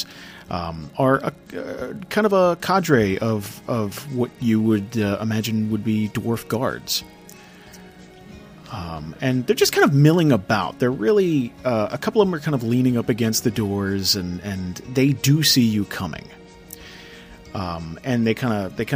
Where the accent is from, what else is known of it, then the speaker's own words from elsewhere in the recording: New Jersey, United States; I'm a schlub from Jersey